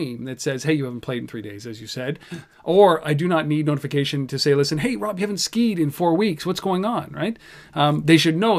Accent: Canada; I'm Canadian

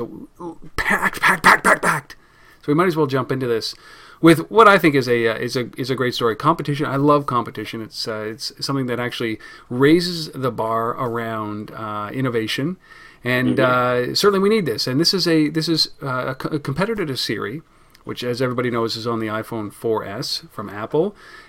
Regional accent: Canada; Pardon us, we're Canadian and it's in our blood.

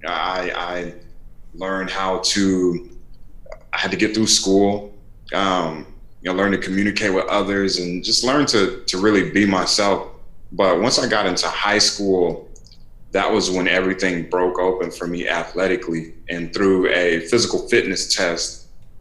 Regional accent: Raleigh, North Carolina, United States; I grew up in North Carolina. I grew up in Raleigh

